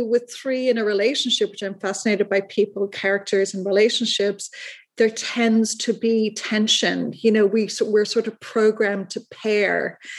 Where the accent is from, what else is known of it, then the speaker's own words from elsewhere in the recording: Dublin, Leinster, Ireland; And that goes back to my childhood. I was raised in Dublin, Ireland.